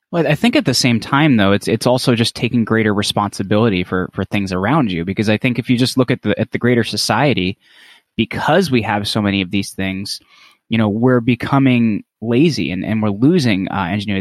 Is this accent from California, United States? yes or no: no; northern New Jersey, United States; I'm from New Jersey, but I'm from, like, northern New Jersey